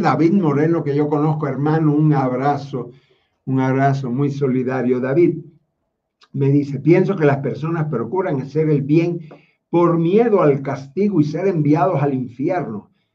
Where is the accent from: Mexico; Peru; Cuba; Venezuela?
Cuba; Quien les habla no es romano, porque yo nací en Cuba